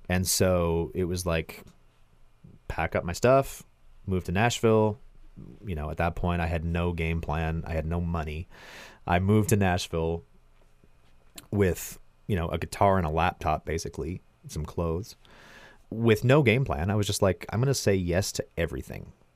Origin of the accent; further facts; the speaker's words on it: Milverton, Ontario, Canada; my hometown in Milverton, Ontario